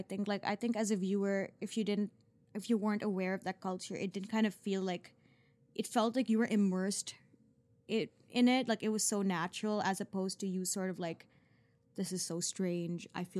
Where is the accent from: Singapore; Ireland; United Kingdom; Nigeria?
Singapore; But I am from Singapore, and I kind of grew up in a very similar culture.